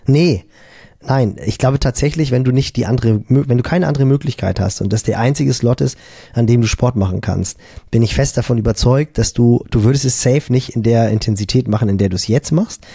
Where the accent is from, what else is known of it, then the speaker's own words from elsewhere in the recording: Germany; bei uns in Deutschland